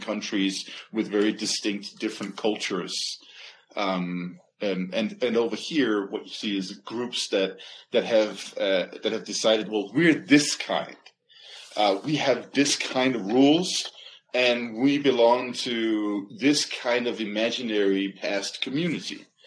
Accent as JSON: {"language": "English", "country": "Denmark", "tie": "born or raised there", "moved": "yes", "lives_now": "United States", "said": "I'm from Jutland, right? That's where I was born"}